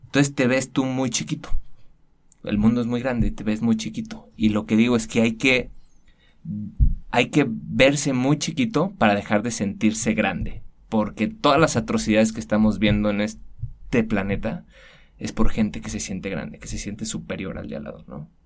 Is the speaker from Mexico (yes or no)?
yes; Guadalajara, Jalisco, Mexico; soy tapatío. Nací, crecí, todo aquí en Guadalajara.